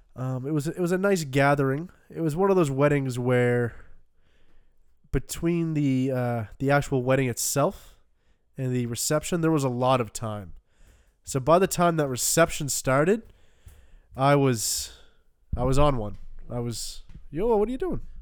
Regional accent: Canada; growing up in Canada

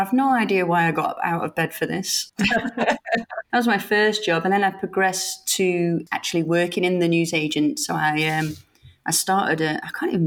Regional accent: Sheffield, Yorkshire and the Humber, United Kingdom; I was brought up in Sheffield

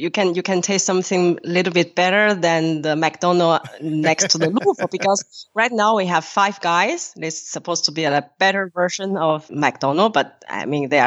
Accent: Beijing, China; moved away as an adult; now in Paris, France; By nationality, I am French now but actually I was born in Beijing and I grew up in a very international family.

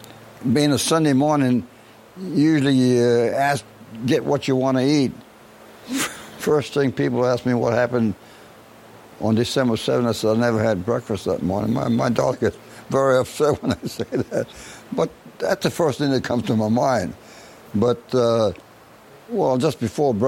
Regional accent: Kapaa, Hawaii, United States; also born or lived in Wailua, Kauai; I was born on the island of Kauai, on a little town of Kapaa, My mother was a school teacher

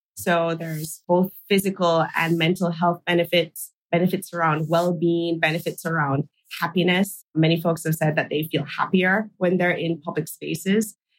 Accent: Kingston, Jamaica; my hometown in Kingston, Jamaica

